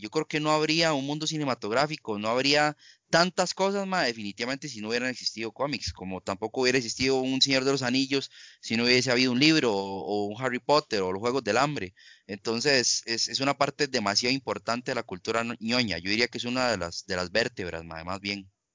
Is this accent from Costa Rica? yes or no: yes; Costa Rica; todos sabemos cómo somos los ticos. Los ticos no apoyamos